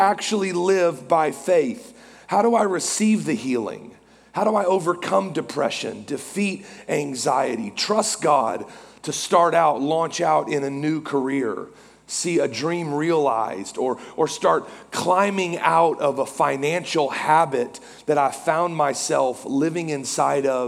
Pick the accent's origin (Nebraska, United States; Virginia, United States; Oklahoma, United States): Oklahoma, United States; Norman; now in Oklahoma City, United States; I am from Norman on the other side of Oklahoma City, and so I'm a diehard Sooner fan